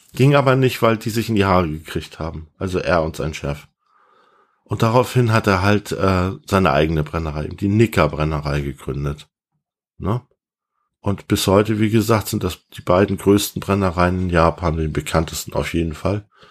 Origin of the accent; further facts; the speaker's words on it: Hamburg, Germany; moved away; Ich bin ja eigentlich Hamburger